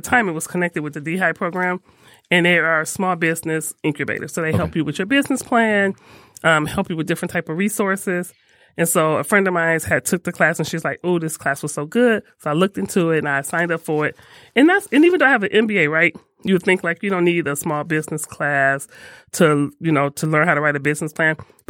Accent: Detroit, Michigan, United States; Nope, born and raised in Detroit.

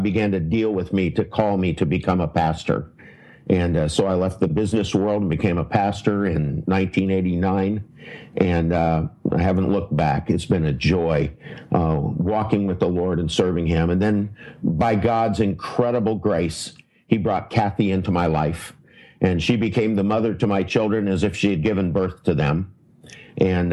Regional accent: United States; I'm an American

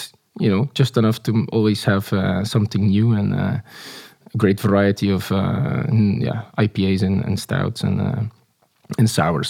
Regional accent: Bruges, Flanders, Belgium; born or raised there

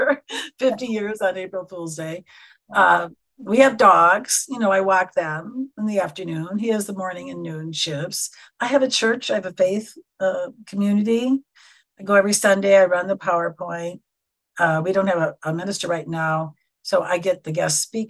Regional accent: Wisconsin, United States; accent: very nasal; moved away as an adult; When I came out here in 95 and I'd start talking, they say, where are you from? I'd say, Wisconsin

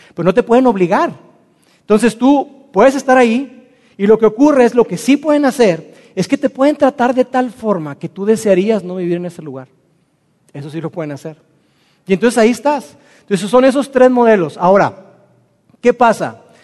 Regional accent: Mexico; Nosotros como mexicanos

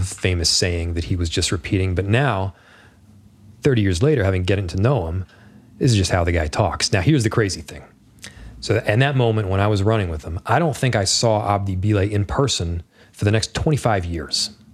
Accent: Northern Virginia, United States; moved away; we grew up in Northern Virginia largely

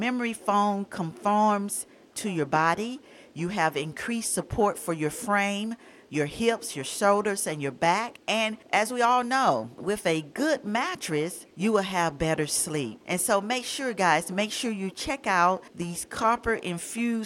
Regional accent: Atlanta, Georgia, United States; moved away; I was born and raised in Atlanta

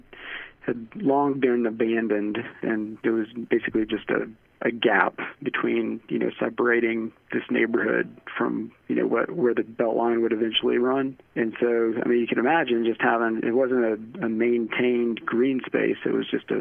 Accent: Atlanta, Georgia, United States; I grew up in Atlanta

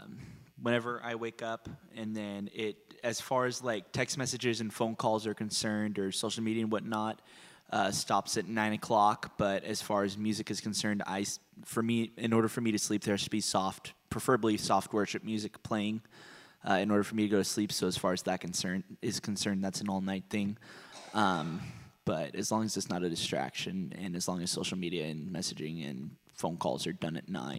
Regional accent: Vacaville, California, United States; I am from Vacaville, California.

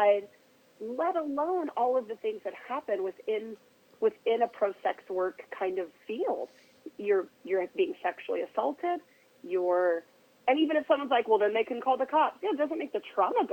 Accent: Oregon, United States; I'm from Oregon

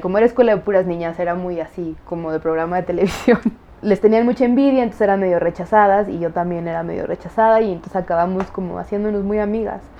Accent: Mexico City, Mexico; also born or lived in United States (born) / Chicago; Crecí en el DF

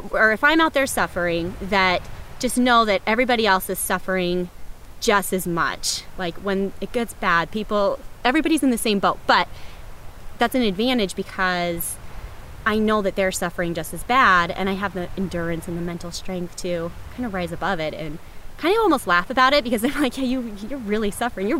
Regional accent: Chicago, Illinois, United States; I'm from Chicago

